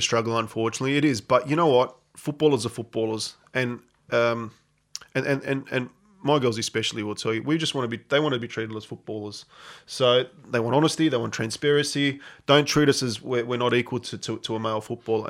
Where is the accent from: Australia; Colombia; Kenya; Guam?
Australia; moved away as an adult; also born or lived in Adelaide / Barcelona; I'm this Australian coach